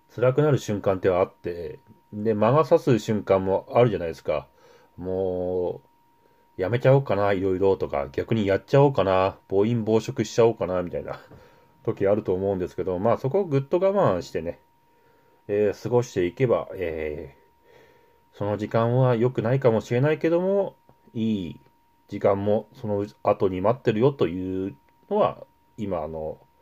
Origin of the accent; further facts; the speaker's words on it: Yamagata, Japan; 私の地元山形